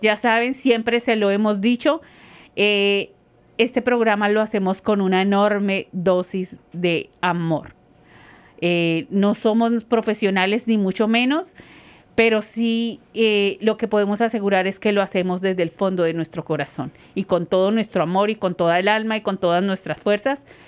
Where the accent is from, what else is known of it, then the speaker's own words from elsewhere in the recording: Colombia; moved away; como colombiana